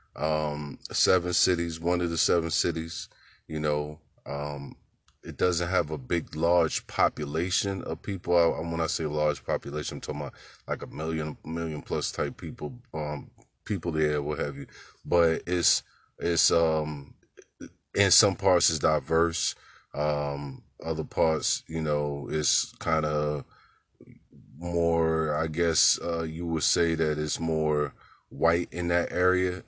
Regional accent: Newport News, Virginia, United States; the childhood experience growing up in Newport News was for me

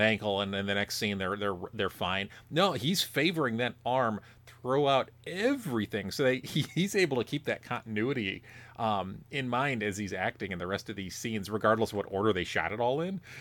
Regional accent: Illinois, United States; you and I grew up in different small towns in Illinois

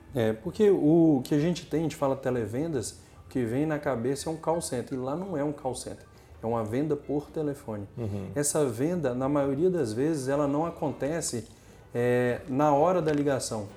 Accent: Linhares, Espírito Santo, Brazil; also born or lived in Mucurici, Espírito Santo; Eu nasci em Linhares

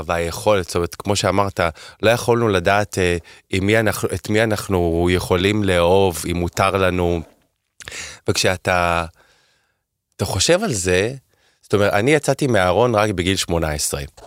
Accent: Holon, Tel Aviv District, Israel; גדלתי לצורך העניין בחולון

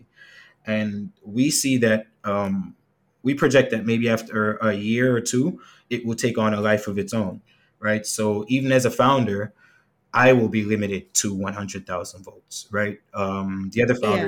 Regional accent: United States; now in Jamaica; I grew up in the States

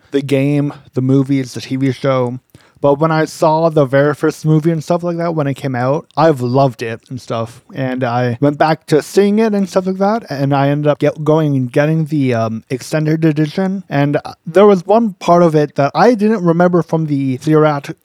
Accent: Canada; I'm Canadian

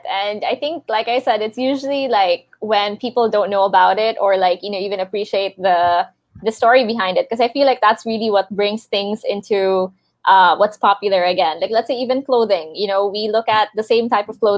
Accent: Cebu, Central Visayas, Philippines; I think we're sort of similar because we're both from Cebu, actually.

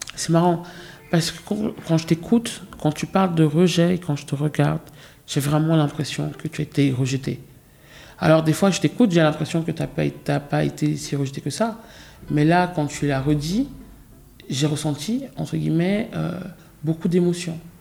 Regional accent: France; j'ai grandi aussi en France

